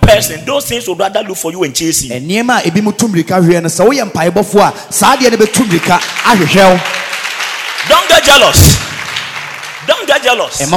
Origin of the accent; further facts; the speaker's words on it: Wenchi, Bono, Ghana; moved away; my hometown, the village in Wenchi